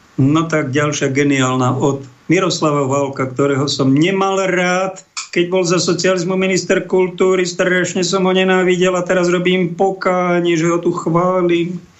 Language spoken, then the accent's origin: Slovak; Bojnice, Trenčín Region, Slovakia; Môj rodný kraj pod Bojnickým zámkom